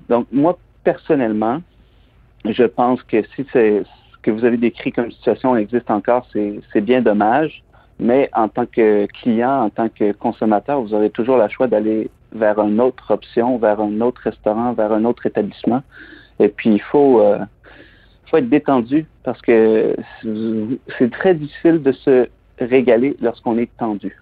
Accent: Plessisville, Quebec, Canada; moved away as an adult; also born or lived in Montreal / London; je suis originaire des Bois-Francs, je suis originaire de la région de Plessisville.

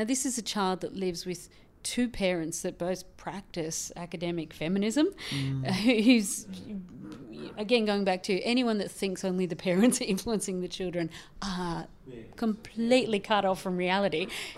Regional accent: Ireland; born there; I was born in Ireland in a Catholic family, so my grandmother had 16 and the other grandmother had 12 children.

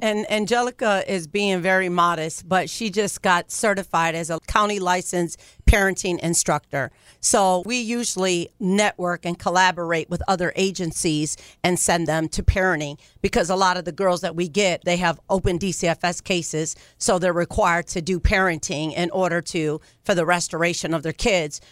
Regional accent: Ohio, United States; moved away as an adult; now in California, United States; I'm from Ohio

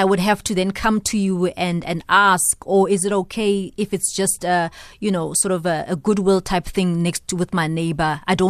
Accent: South Africa; What do I do as a South African that feels like I want to be part of the solution?

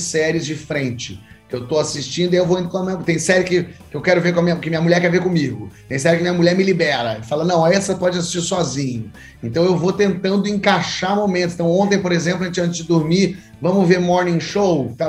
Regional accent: São Paulo, Brazil; moved away as an adult; now in Rio de Janeiro, Brazil; Eu morei em São Paulo até os 19 anos, é, então esse ano eu completo meio a meio, porque agora eu tô com 38 e 19 morando no Rio.

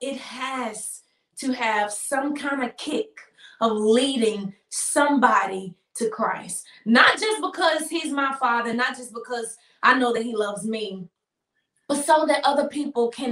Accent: Memphis, Tennessee, United States; growing up in Memphis

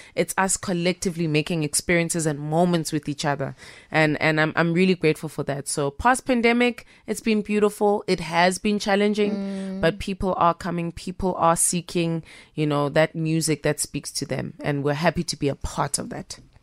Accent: Pietermaritzburg, KwaZulu-Natal, South Africa; also born or lived in Durban; I'm born in Durban and I was raised in Pietermaritzburg

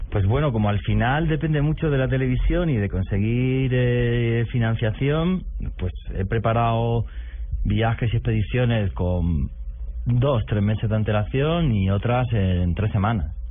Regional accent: Granada, Andalusia, Spain; mi ciudad, que es Granada, que está al sur de España, ...en una región que se llama Andalucía

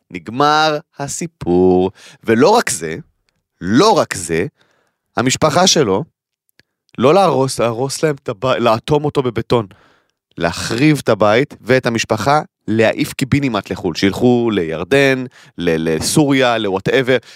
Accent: Kiryat Arba, West Bank, Palestine; אני גדלתי בקריית ארבע, אוקיי? קריית ארבע למי שלא מכיר, אה, אה, צמוד לחברון, כל האזור של ההתנחלויות שם, הר חברון, כל המקום הזה.

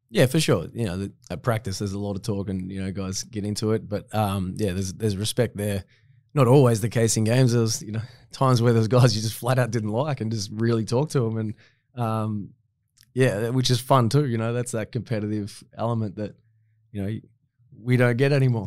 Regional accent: Latrobe City, Victoria, Australia; I was still playing back in my hometown

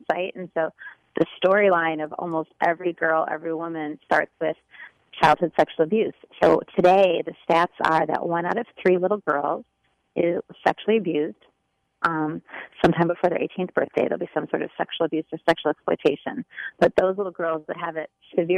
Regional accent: Chicago, Illinois, United States; moved away as an adult; now in Florida, United States; I am from Chicago, born and raised, but the last 7 years I moved to sunny Florida

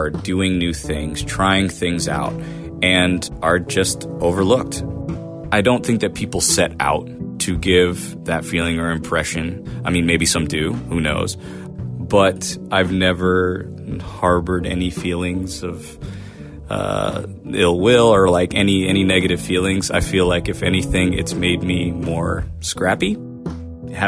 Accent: Portland, Maine, United States; born and raised in Portland, Maine

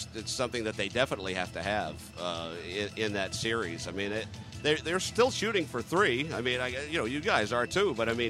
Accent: Lawrence, Massachusetts, United States; moved away; also born or lived in the South (US); I'm from South Lawrence

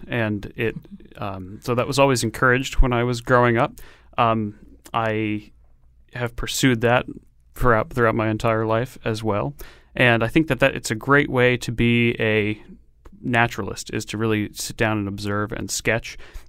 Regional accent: Connecticut, United States; Growing up in Connecticut, it is a fantastic place to grow up and be attuned to the natural world around you.

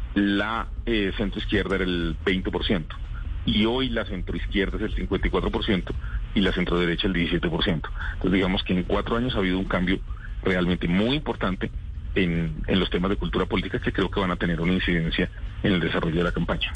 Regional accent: Colombia; somos los colombianos

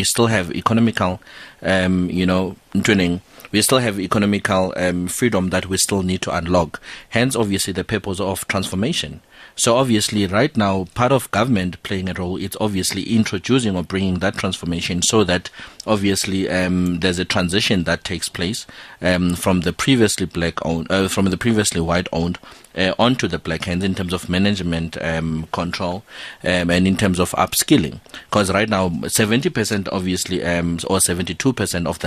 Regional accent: South Africa; as a South African entrepreneur

